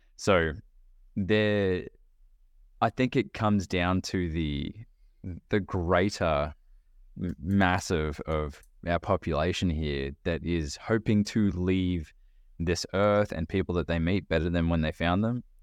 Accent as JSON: {"language": "English", "country": "Australia", "moved": "as an adult", "lives_now": "United States", "said": "when I was living in Australia, I was twenty, I was twenty-five when I moved"}